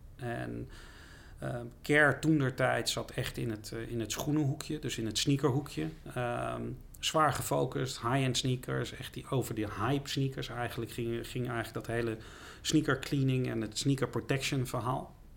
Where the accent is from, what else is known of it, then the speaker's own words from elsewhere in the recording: The Hague, South Holland, Netherlands; Ik ben wel een echte Haagse jongen